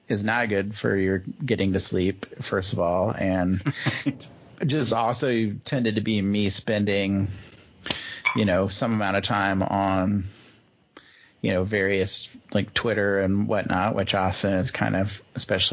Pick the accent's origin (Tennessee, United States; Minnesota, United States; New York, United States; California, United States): Minnesota, United States; as a Minnesotan